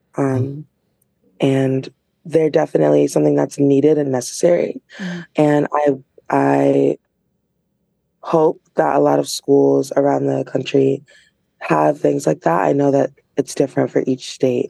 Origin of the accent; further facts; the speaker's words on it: Milford, United States; I've seen all the ins and outs growing up in Milford public school system